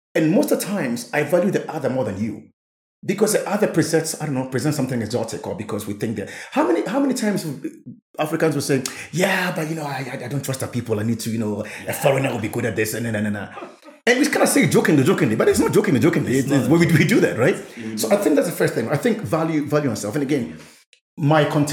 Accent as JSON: {"language": "English", "country": "Ghana", "said": "as a Ghanaian"}